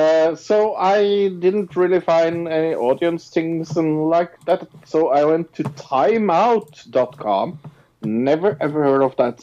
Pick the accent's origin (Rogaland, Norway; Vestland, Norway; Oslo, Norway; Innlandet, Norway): Innlandet, Norway; Lillehammer; My hometown cinema, Lillehammer Cinema